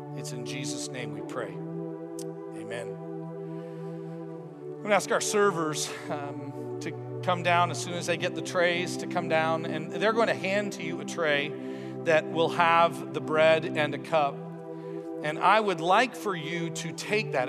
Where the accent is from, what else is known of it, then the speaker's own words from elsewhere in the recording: Toronto, Ontario, Canada; a growing up in Toronto, Ontario experience where I just went to church with my mom and dad for about eighteen years